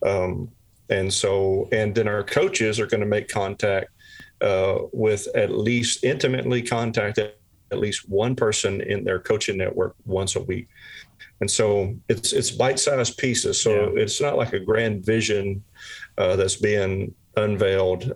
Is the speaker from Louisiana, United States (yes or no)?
yes; South Louisiana, United States; I'm originally from South Louisiana